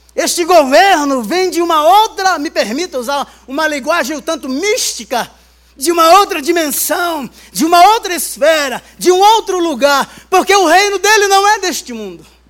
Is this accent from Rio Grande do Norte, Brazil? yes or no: yes; Baía Formosa, Rio Grande do Norte, Brazil; now in São Paulo, Brazil; minha infância, lá em Bahia Formosa, uma das praias mais lindas do Rio Grande do Norte. Eu já estava aqui em São Paulo